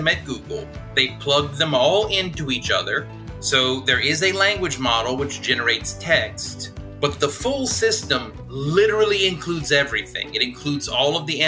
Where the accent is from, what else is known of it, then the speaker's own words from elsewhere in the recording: South Louisiana, United States; I'm from South Louisiana